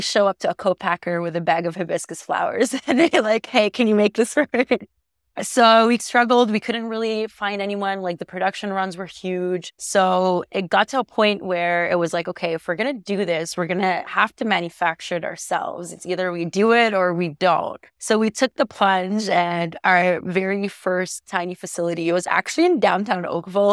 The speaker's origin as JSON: {"language": "English", "country": "Egypt", "tie": "born or raised there", "moved": "yes", "lives_now": "Canada", "said": "I was born and raised in Egypt, and my family is Egyptian"}